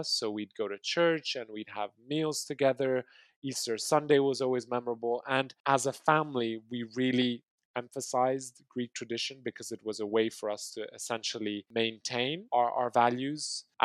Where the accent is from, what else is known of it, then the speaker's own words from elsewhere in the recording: Kinshasa, DR Congo; also born or lived in Maputo, Mozambique; now in Greece; I was brought up in Kinshasa